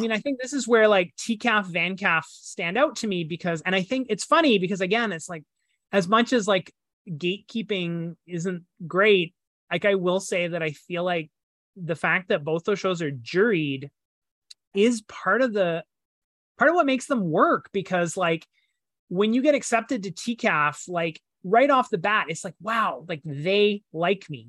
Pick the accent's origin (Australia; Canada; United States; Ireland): Canada; as a Canadian